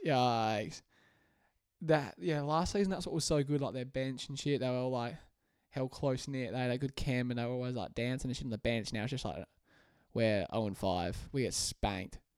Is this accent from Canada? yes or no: no; Australia; I'm Australian